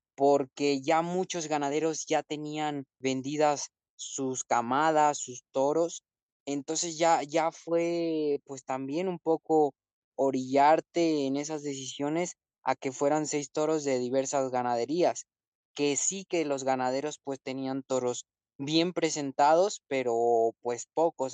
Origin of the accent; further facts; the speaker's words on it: Morelia, Michoacán, Mexico; moved away; Monumental de Morelia. Esa va a ser, ¿por qué? Porque reúne que es mi tierra